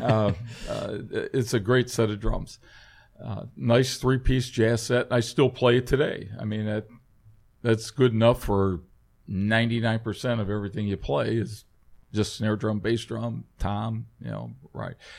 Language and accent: English; Cleveland, Ohio, United States; everybody growing up in Cleveland, uh, was a seat banger